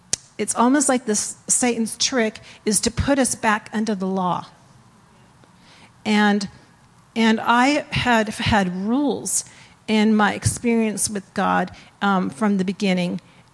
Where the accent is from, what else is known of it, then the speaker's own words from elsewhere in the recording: East Coast, United States; born there; I was born on the East Coast, I know you can't tell.